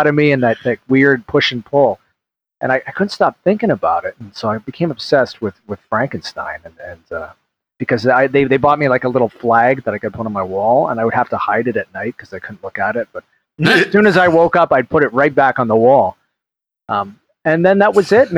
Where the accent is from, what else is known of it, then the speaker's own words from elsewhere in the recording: Toronto, Ontario, Canada; because I am Canadian, I'm from Toronto